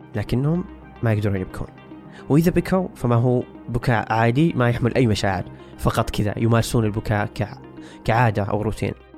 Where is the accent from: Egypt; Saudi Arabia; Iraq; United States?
Saudi Arabia; علينا كسعوديين أو حتى عرب